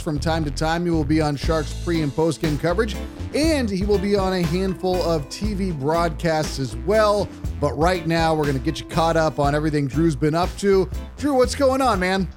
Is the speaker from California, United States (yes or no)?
yes; Bay Area, California, United States; when I was growing up in the Bay Area